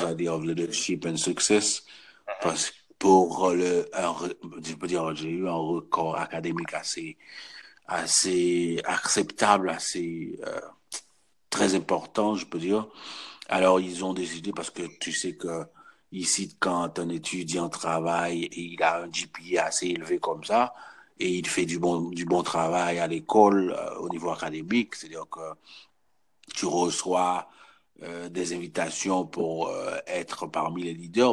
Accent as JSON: {"language": "French", "country": "Haiti", "moved": "yes", "said": "je suis haïtien"}